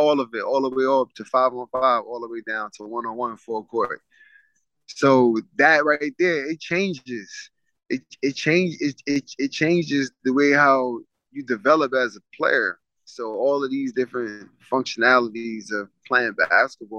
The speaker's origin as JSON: {"language": "English", "town": "New York City", "region": "New York", "country": "United States", "tie": "born or raised there", "said": "growing up in Coney Island"}